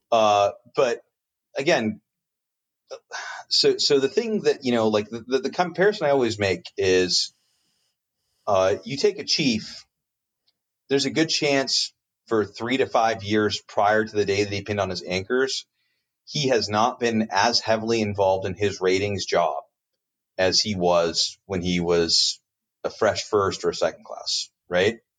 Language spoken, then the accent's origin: English; Colorado Springs, Colorado, United States; moved away; Pete, as an example, is my hometown Air Force Base